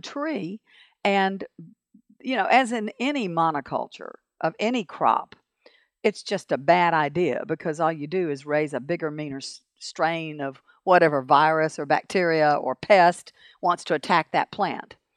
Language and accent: English; Montgomery, Alabama, United States; I grew up in Montgomery